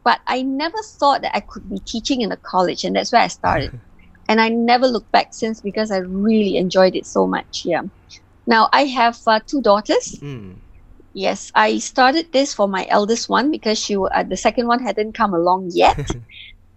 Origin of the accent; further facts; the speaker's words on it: Penang, Malaysia; ever since I was really young, I grew up in Penang.